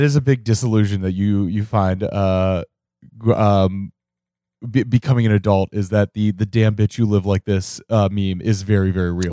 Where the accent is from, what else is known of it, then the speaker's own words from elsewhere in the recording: Cincinnati, Ohio, United States; moved away; where I grew up in Cincinnati